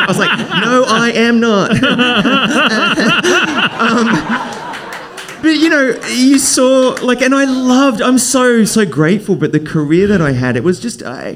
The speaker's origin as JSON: {"language": "English", "town": "Brisbane", "region": "Queensland", "country": "Australia", "tie": "born or raised there", "said": "So I grew up in Brisbane, Australia, which it's an amazing city, and it's a smaller"}